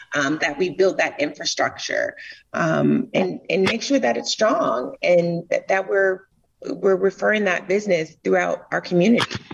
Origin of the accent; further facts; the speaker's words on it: Florida, United States; moved away as an adult; also born or lived in Tampa, Florida; now in Atlanta, United States; I'm originally from Florida, and I used to ride down Bayshore and look at the houses